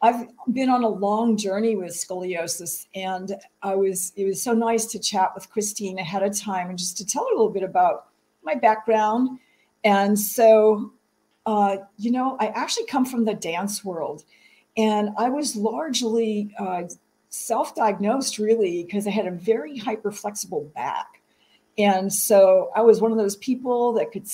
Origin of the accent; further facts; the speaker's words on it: the South, United States; I'm from the South